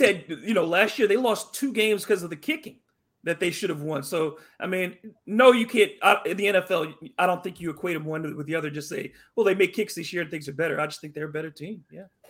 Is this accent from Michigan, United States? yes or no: yes; Michigan, United States; moved away; also born or lived in Louisiana; I was born in Michigan